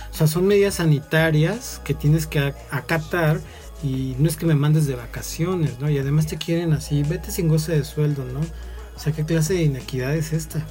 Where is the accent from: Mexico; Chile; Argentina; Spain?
Mexico; Mexico City; quienes somos de la Ciudad de México